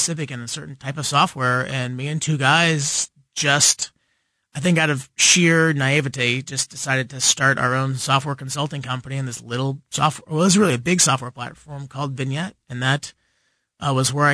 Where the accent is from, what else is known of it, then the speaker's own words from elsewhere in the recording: Liberty, Missouri, United States; also born or lived in Leawood, Kansas / Olathe, Kansas; born in Leawood, moved to Olathe, then moved up to Liberty. So really, Liberty is what I consider home